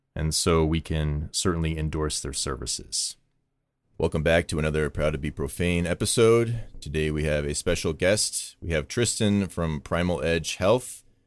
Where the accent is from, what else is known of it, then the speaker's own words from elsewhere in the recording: Vermont, United States; I grew up on the East in Vermont